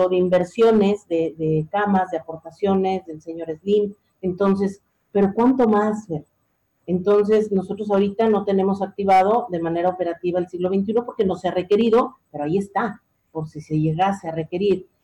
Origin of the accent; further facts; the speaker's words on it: Mexico; somos los mexicanos